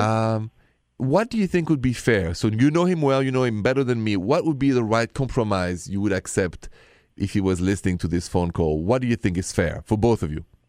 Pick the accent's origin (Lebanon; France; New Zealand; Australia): France; accent: thick French; English is a second language; my thick accent is still French.